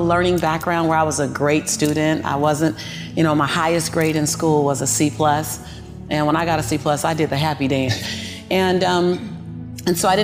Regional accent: Los Angeles, California, United States; born and raised in South Central

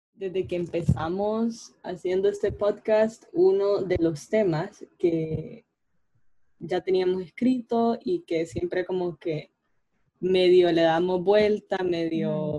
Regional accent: Honduras

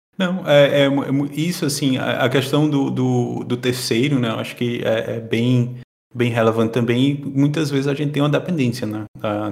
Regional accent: Caruaru, Pernambuco, Brazil; moved away as an adult; now in Portugal; eu sou natural de Caruaru, Pernambuco. Sou lá do Nordeste

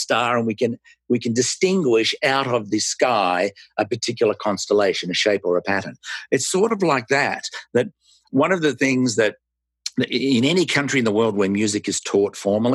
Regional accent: Melbourne, Victoria, Australia; moved away as an adult; now in United States; I was born in Melbourne, Australia, and emigrated with my wife and our three children to the United States in 1994.

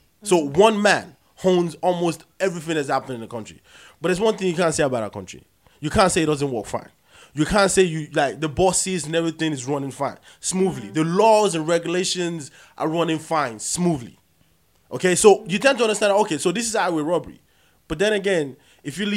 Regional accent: Nigeria; I'm claiming I'm Nigerian, and I say I am Nigerian

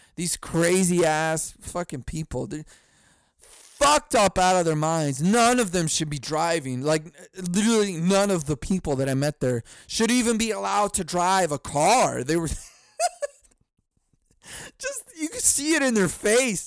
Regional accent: California, United States; moved away; I was from California

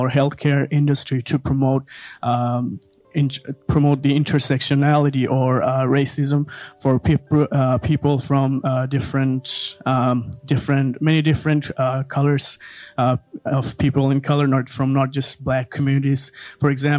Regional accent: Bangladesh; I'm also from Bangladesh

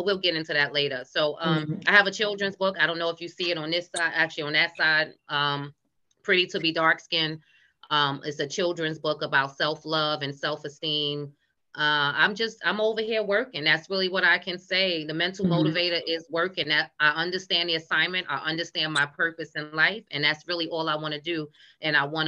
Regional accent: New York City, New York, United States; accent: New York; moved away as an adult; now in Maryland, United States; I'm from Brooklyn

